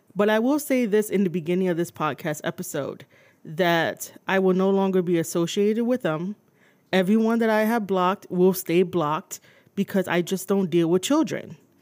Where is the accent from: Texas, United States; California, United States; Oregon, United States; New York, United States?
New York, United States; New York City; I was born and raised in New York City